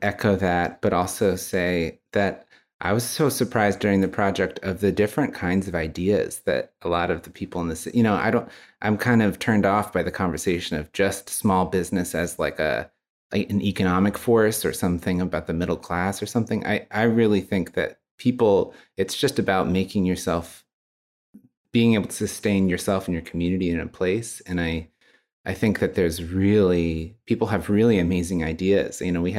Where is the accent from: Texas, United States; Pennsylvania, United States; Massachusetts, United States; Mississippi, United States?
Texas, United States; Well, I was born and raised in Texas. Mostly in Central Texas.